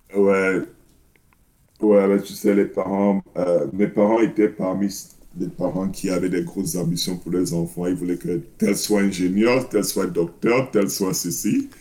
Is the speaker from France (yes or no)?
no; Cameroon; moved away; J'ai grandi au Cameroun, je suis né au Cameroun